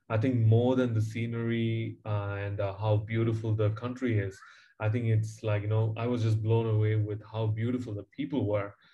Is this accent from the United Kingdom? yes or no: no; Chennai, Tamil Nadu, India; moved away as an adult; also born or lived in New Zealand; I grew up in Chennai, uh, in a suburb in South India, and um, yeah, in a very humble beginning.